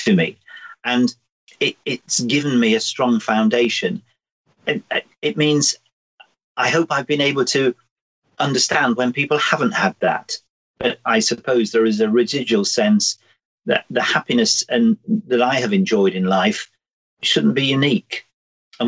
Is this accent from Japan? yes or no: no; the North West, North West England, United Kingdom; I grew up in the Northwest.